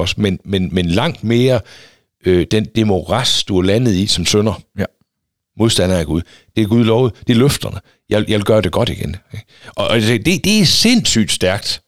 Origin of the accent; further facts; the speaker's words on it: Denmark